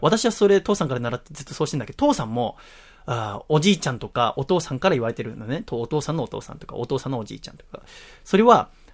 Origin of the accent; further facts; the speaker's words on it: Yokohama, Kanagawa, Japan; 今の横浜の実家から引っ越して